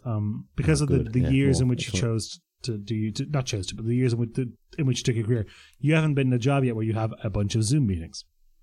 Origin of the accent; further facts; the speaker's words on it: Croatia; born there; I was born in Croatia, you know, born in Yugoslavia at the time.